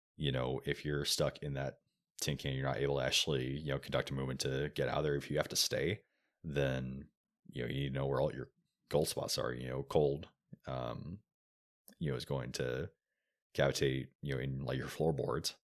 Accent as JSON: {"language": "English", "region": "Oregon", "country": "United States", "tie": "born or raised there", "also_born_or_lived": "Texas", "moved": "as an adult", "said": "I grew up in Oregon"}